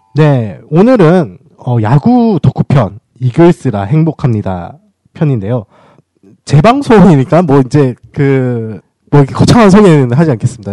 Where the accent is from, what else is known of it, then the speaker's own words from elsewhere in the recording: Daegu, South Korea; 저는 대구 출신이다 보니까는